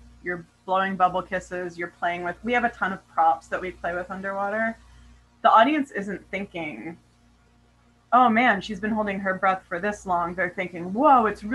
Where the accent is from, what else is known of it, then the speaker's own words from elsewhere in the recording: Yosemite National Park, California, United States; also born or lived in Hawaii; now in Sacramento, United States; I grew up in Yosemite National Park, and I'm really connected to like the Sierras